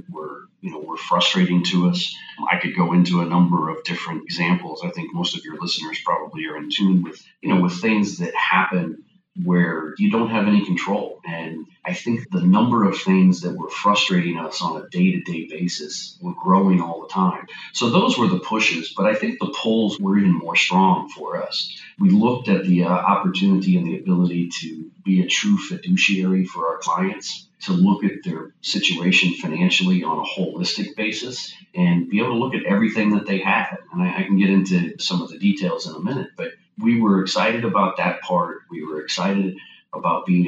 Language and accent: English; St. Petersburg, Florida, United States; Born and raised in St. Petersburg, Florida, went to college here at Eckerd College